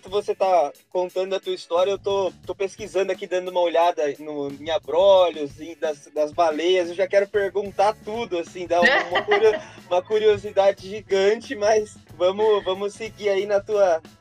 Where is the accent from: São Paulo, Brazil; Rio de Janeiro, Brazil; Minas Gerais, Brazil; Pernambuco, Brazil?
São Paulo, Brazil; Botucatu; Eu e o Eulito somos de Botucatu, uma cidade menor